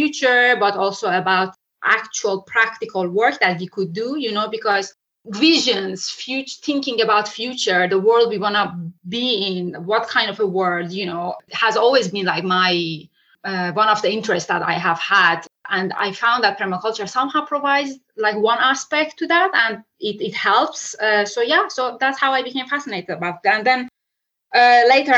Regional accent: Iran; moved away; I'm originally from Iran.

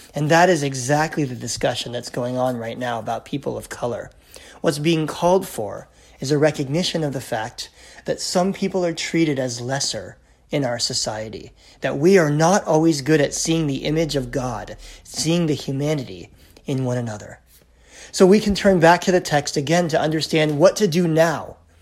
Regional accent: United States; now in Canada; in Canada, where I live today, even though I'm American by birth

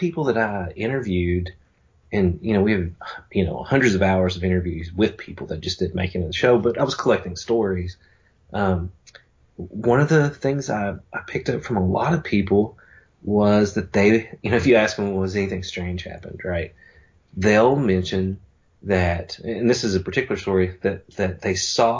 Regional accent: the Appalachian Mountains, Eastern Kentucky, United States; moved away as an adult; now in Somerset, United States; I'm from Eastern Kentucky, the Appalachian Mountains

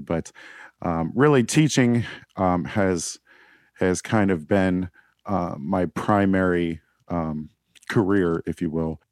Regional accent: Pittsburgh, Pennsylvania, United States; also born or lived in Northern Virginia / Washington, D.C.; I grew up in the South Hills of Pittsburgh

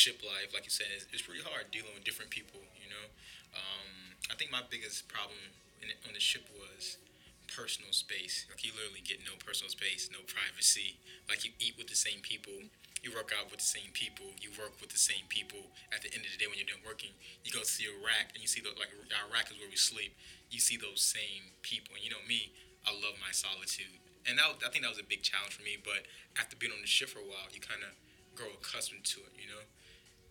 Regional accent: Georgetown, South Carolina, United States; moved away as an adult; also born or lived in Columbia, South Carolina / Virginia; I was born in South Carolina, a small town called Georgetown

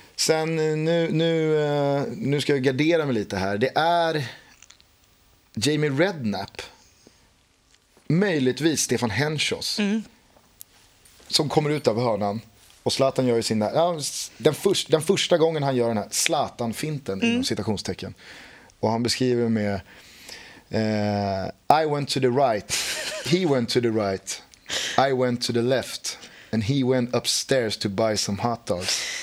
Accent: Stockholm, Stockholm County, Sweden; som stockholmare

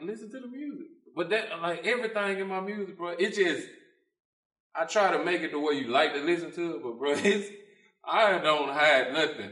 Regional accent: Thomastown, Mississippi, United States; I'm from Thomastown. Like, it's country.

